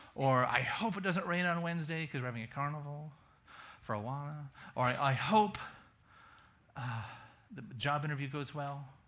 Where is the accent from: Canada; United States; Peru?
United States; Massachusetts; moved away; also born or lived in rural Kentucky / rural Virginia; I'm from Massachusetts.